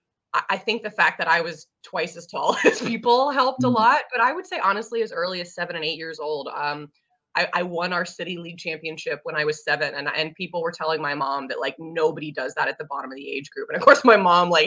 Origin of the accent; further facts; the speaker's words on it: Huntsville, Alabama, United States; moved away as an adult; also born or lived in Seattle area; now in Seattle, United States; I'm from Huntsville, Alabama, so north end of the state.